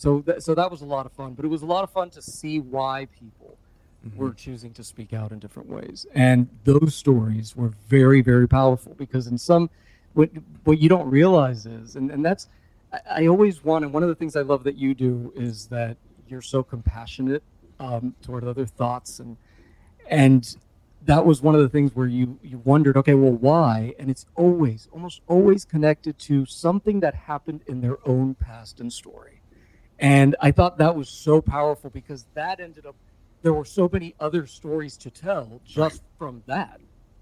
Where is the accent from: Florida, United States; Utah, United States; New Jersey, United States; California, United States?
Florida, United States; Hialeah; also born or lived in Westchester; I grew up in Hialeah, by the way.